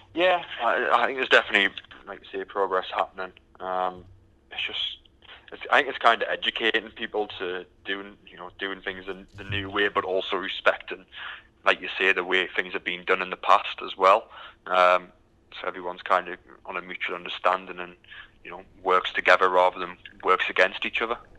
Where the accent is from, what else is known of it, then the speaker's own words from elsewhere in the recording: United Kingdom; moved away as an adult; now in Houston, United States; as you can tell by the accent, I'm from the from the UK.